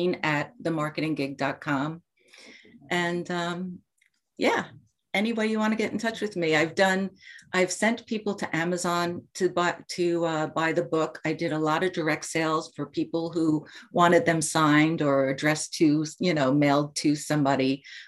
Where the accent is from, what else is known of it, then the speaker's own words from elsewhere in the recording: Commack, New York, United States; My first job was at the Comac Public Library when I was 16, 17. I grew up in Comac.